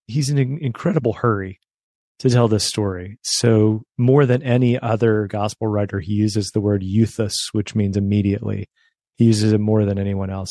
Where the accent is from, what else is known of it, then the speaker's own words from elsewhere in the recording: West Virginia, United States; also born or lived in suburbs of Chicago; now in Chicago, United States; I grew up in West Virginia